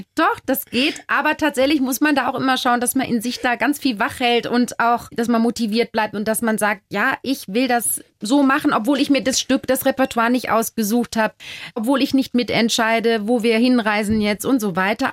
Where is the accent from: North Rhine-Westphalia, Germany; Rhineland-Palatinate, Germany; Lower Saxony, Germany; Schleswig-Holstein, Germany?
North Rhine-Westphalia, Germany; Duisburg; moved away as an adult; now in Bavaria, Germany; wo kommst denn du her? Dann sage ich aus Duisburg